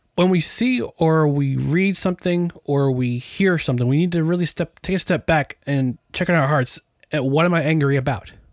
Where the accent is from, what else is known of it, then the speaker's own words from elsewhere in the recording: New York, United States; Growing up, I learned to hate most things Boston because I'm from New York. I watched New York teams growing up